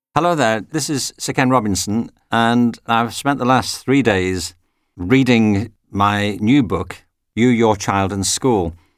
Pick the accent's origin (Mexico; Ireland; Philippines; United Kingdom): United Kingdom; Widnes, North West England; moved away as an adult; now in United States; When I was at school myself, I used to go to the local library in Widnes, which is near Liverpool.